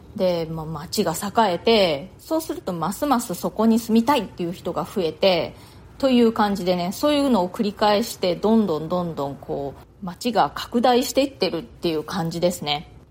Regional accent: Japan; moved away as an adult; now in New York, United States; ずっと日本で生まれ育ってきて

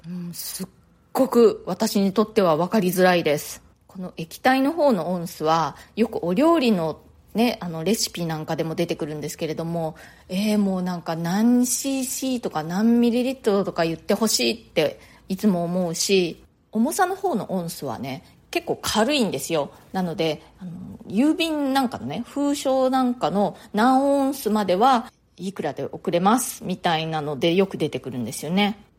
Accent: Japan; moved away as an adult; now in New York, United States; 私は日本で生まれ育って、大人になってからニューヨークに移住した

